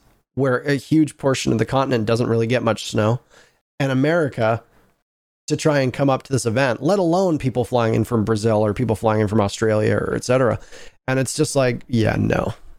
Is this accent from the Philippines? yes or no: no; Canada; Like, we are Canadians who grew up in the co